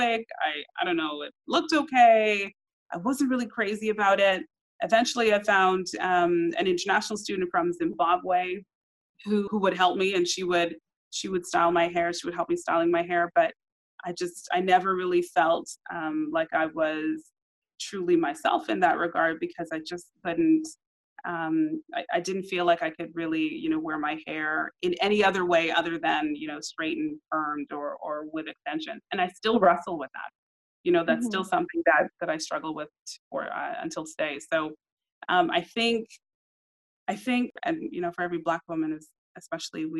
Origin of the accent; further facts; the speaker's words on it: Toronto, Ontario, Canada; growing up in Toronto